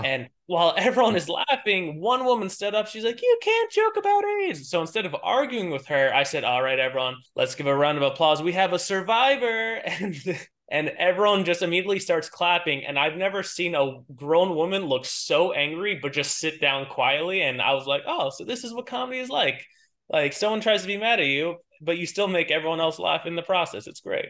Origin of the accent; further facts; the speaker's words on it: New York, United States; accent: New York; born and raised in New York.